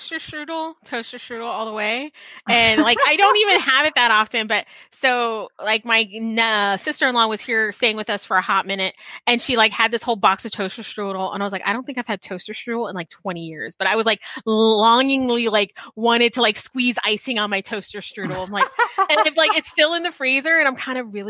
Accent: South Texas, United States; growing up in South Texas

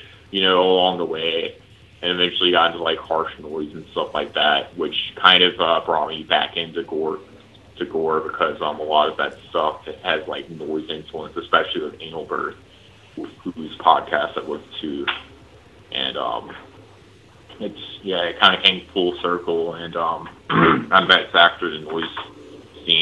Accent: Tickfaw, Louisiana, United States; now in Austin, United States; I was born and raised in Tickfall, Louisiana

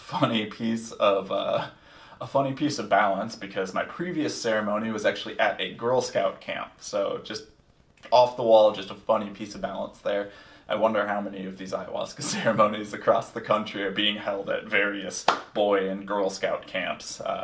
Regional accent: Minneapolis, Minnesota, United States; my hometown of Minneapolis

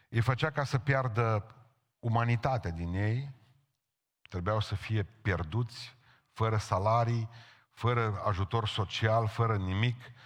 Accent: Romania; am simțit că sunt român

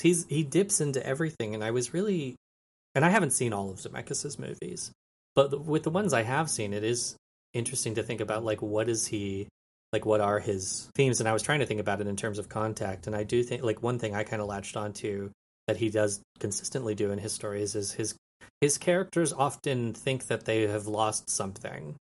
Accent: a small town outside of Albuquerque, New Mexico, United States; now in Austin, United States; I'm from Albuquerque, a town, a small town outside of Albuquerque, New Mexico. I l, now live in Austin, Texas

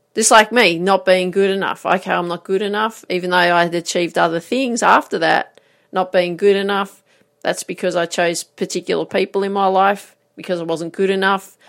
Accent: Grafton, New South Wales, Australia; I grew up in Grafton

